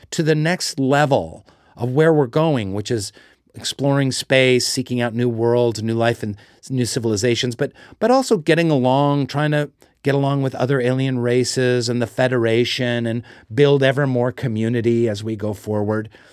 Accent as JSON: {"language": "English", "town": "Seattle", "region": "Washington", "country": "United States", "tie": "born or raised there", "said": "I grew up in Seattle."}